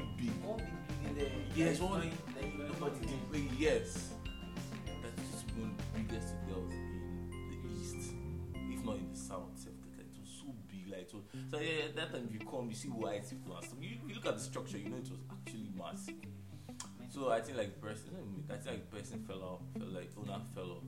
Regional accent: Abia, Nigeria; moved away; also born or lived in Enugu; I'm from Abia. I was born in Abia. I grew in Abia.

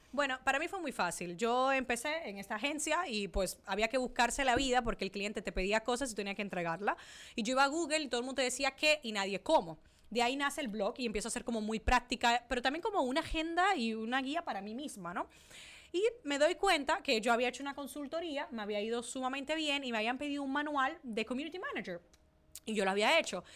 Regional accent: Dominican Republic; accent: mixed accents, Spanish 'vale'; moved away as an adult; also born or lived in Italy / Spain; now in Miami, United States; soy dominicana. He vivido en Italia, eh, he vivido en España, por eso tengo muchas veces ese acento y ese vale español

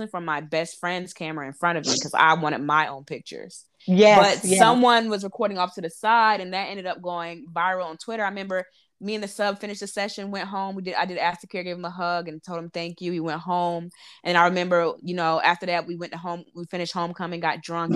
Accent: North Carolina, United States; moved away as an adult; also born or lived in Harlem, New York / Brooklyn, New York; now in New York City, United States; I'm from North Carolina, born and raised, lived there 23 years, but I started my career in New York.

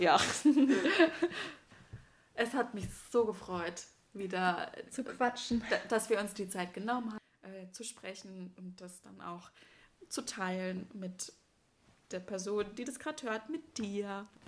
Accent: southwest Germany, Germany; ich komme aus dem Südwesten

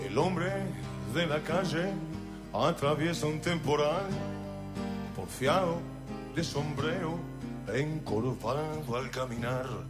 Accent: Uruguay; nuestro país

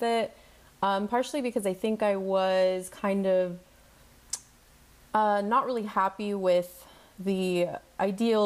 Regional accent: El Paso, Texas, United States; moved away as an adult; also born or lived in Queens, New York; I'm from El Paso, Texas

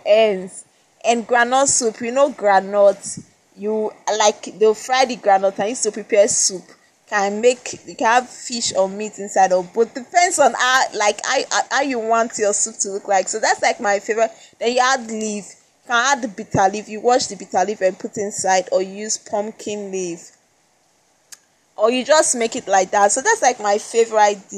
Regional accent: Edo, Nigeria; first language Esan; English is a second language; I was born in Nigeria. I've lived in Nigeria

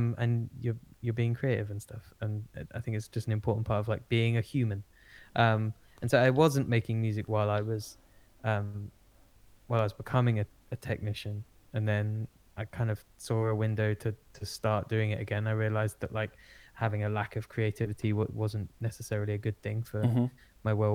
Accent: Essex, East of England, United Kingdom; accent: Essex; my own Essex accent

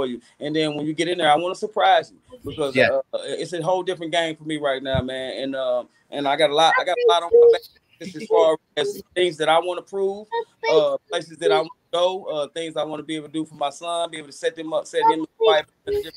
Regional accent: Chattanooga, Tennessee, United States; born or raised there

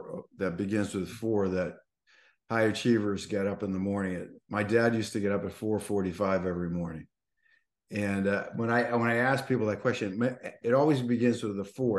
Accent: Boston, Massachusetts, United States; I'm a New Englander. I'm from Boston

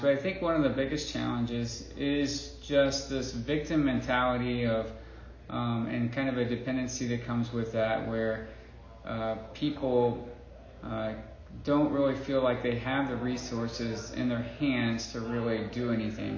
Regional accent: Indiana, United States; moved away as an adult; also born or lived in Burkina Faso; now in Mali; I grew up here in Indiana.

